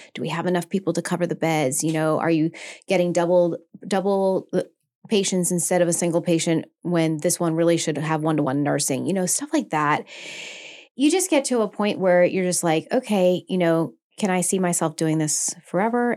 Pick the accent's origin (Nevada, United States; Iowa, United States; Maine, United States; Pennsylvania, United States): Maine, United States; I'm from Maine